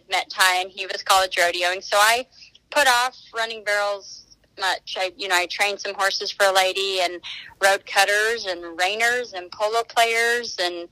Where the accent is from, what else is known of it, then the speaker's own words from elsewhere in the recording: Colorado, United States; also born or lived in Oklahoma; now in Weatherford, United States; I live in Weatherford, Texas, originally from Colorado.